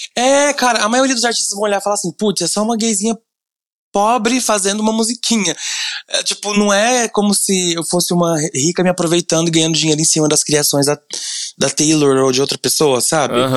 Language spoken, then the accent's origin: Portuguese; Goiânia, Goiás, Brazil; Eu sou de Goiânia